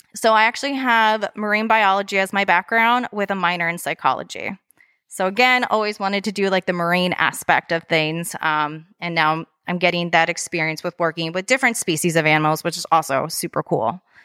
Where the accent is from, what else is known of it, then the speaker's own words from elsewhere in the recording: Lansdale, Pennsylvania, United States; moved away as an adult; also born or lived in Florida; being from, I was originally from Lansdale